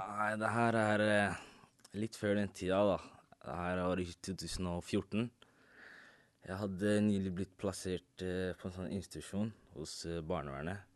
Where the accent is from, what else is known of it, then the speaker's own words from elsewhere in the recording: Norway; jeg er ikke fra Marokko, jeg er fra Norge